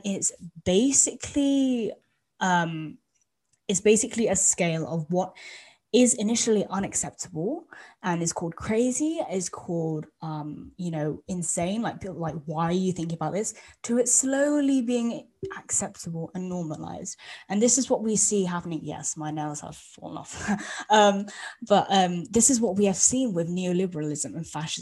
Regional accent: United Kingdom; as British people

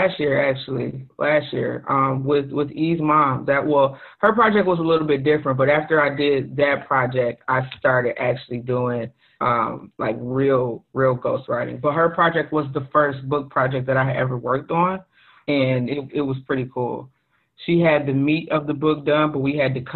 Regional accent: Detroit, Michigan, United States; Born and raised in Detroit, Michigan. Still live in the area.

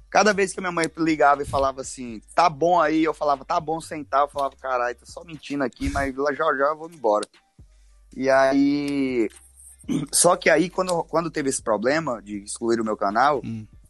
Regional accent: Bom Jesus, Piauí, Brazil; accent: nordestino; moved away as an adult; eu sou de Bom Jesus, no Piauí. É uma cidadezinha que tem 35 mil habitantes

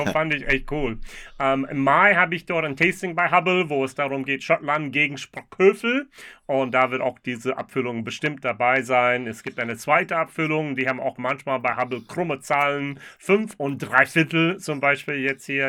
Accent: United States; now in Germany; für mich als Amerikaner

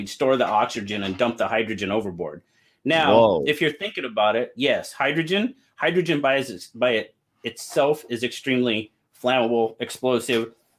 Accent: Midwest, United States; I grew up in the Midwest, man.

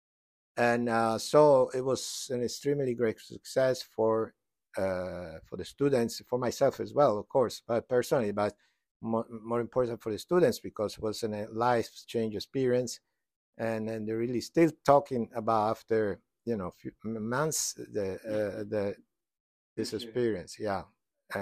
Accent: Florence, Tuscany, Italy; now in United States; I'm from Italy, from Florence.

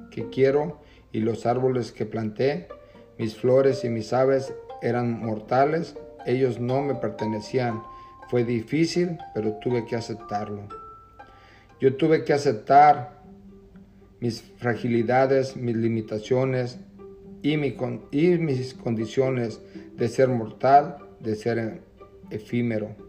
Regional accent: Jalisco, Mexico; now in Camarillo, United States; Me encuentro en la ciudad de Camarillo, California. Soy del estado de Jalisco.

